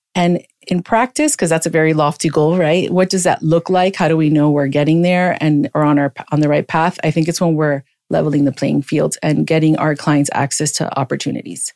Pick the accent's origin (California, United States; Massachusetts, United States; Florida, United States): Florida, United States; Miami; I grew up in Miami. I'm a Miami native